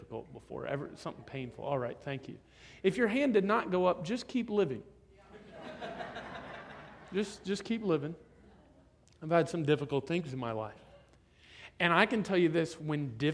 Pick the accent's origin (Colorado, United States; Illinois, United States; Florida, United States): Florida, United States; I'm from Florida